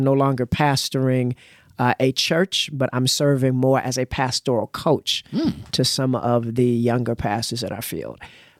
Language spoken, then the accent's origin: English; Kansas City, United States; moved away; also born or lived in Nashville; But I'm from Kansas City.